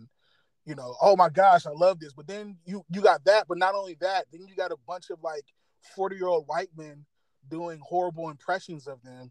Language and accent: English; Detroit, Michigan, United States; I was born in Detroit